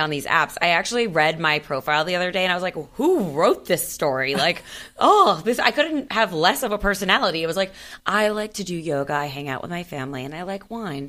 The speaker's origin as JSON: {"language": "English", "town": "Miami", "region": "Florida", "country": "United States", "said": "I'm from Miami."}